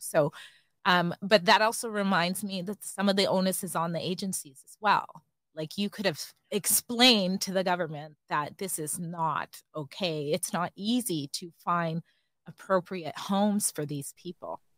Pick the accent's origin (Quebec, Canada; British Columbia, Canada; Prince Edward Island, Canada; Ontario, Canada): British Columbia, Canada; Maple Ridge; also born or lived in Alberta; we grew up in Maple Ridge